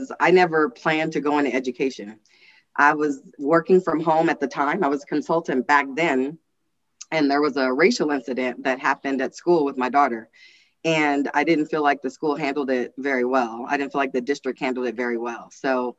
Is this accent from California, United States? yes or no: yes; Los Angeles, California, United States; also born or lived in Kansas City, Missouri; now in Reno, United States; I was born in Kansas City, Missouri, but raised in South Central Los Angeles